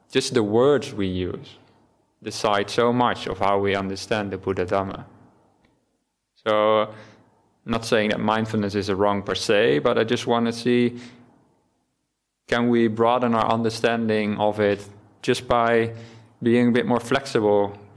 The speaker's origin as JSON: {"language": "English", "country": "Netherlands", "first_language": "Dutch", "second_language": "English", "said": "maybe just me not being native English, but in Dutch, which is my native language, we don't have the word mindfulness."}